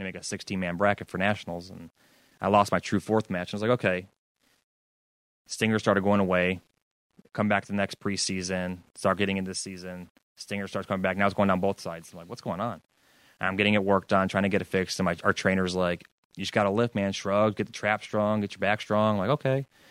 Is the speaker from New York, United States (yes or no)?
yes; New York, United States; We're both from New York, both from Section Six